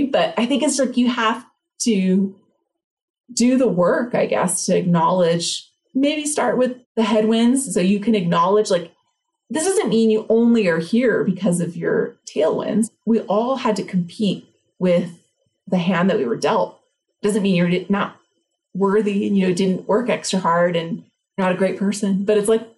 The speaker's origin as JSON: {"language": "English", "town": "Los Angeles", "region": "California", "country": "United States", "tie": "born or raised there", "said": "I grew up single mom, like on welfare in East LA."}